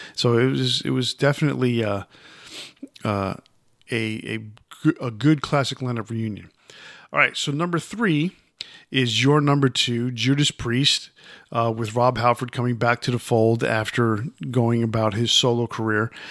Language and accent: English; New York City, New York, United States; moved away; I was from New York, even though I, at that time I wasn't living there.